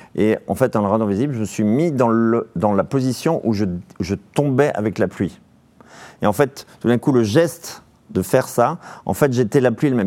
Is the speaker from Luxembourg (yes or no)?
no; Vendée, Pays de la Loire, France; chez moi en Vendée